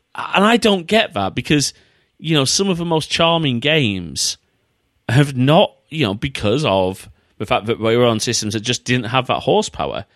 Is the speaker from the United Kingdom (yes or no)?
yes; United Kingdom; as British retro fans